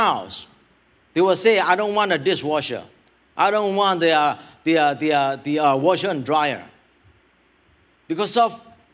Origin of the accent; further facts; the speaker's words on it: Thailand; I help my homelands over there